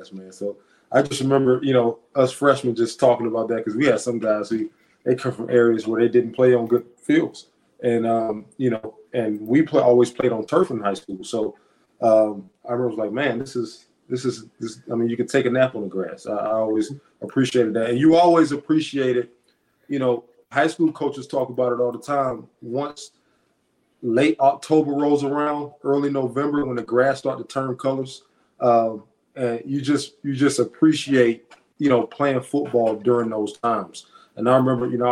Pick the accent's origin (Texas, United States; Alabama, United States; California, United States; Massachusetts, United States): Alabama, United States; Montgomery; moved away; I'm from Montgomery. Alabama State is in Montgomery. I have a lot of people that I were teammates with and a lot of people that I played ball with and against my whole life